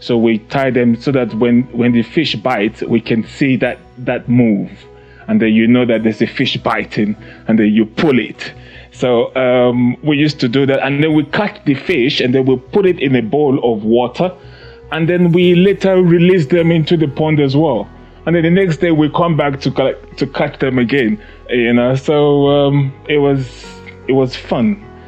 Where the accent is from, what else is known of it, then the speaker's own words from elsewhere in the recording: Nigeria; also born or lived in United Kingdom; now in South Africa; I was born in Nigeria. I grew up partly in Nigeria and a part of it I grew up in the UK.